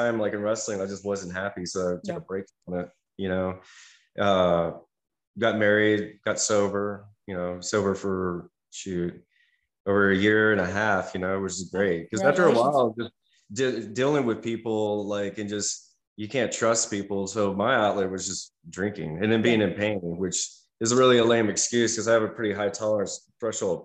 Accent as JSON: {"language": "English", "country": "United States", "said": "being an American"}